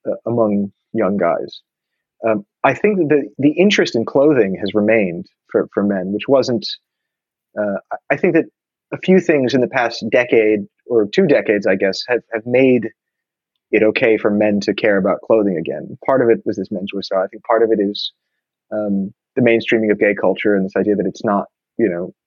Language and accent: English; New York, United States; growing up in New York, when I was younger, when I was a teenager